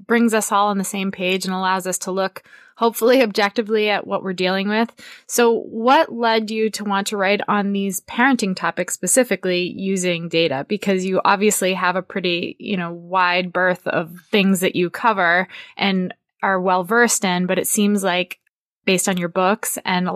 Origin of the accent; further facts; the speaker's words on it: New Hampshire, United States; now in Midwest, United States; I grew up in New Hampshire